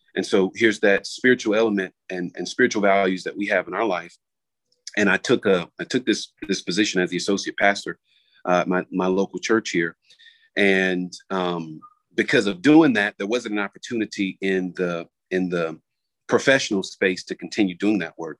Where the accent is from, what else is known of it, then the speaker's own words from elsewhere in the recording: South Florida, United States; moved away as an adult; now in Raleigh, United States; I grew up in Florida, uh, South Florida to be exact